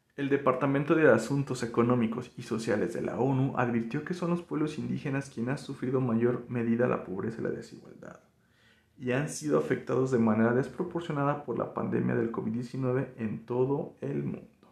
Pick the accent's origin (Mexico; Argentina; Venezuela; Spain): Mexico; nos da un sentido también de pertenencia como mexicanos, porque pues también tenemos raíces indígenas